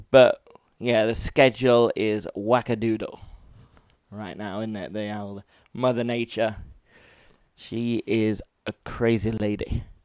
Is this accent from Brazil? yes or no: no; Leicester, East Midlands, United Kingdom; now in Japan; I grew up in dark and dank Leicester